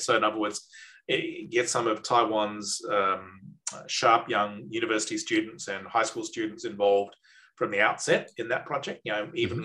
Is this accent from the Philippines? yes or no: no; Australia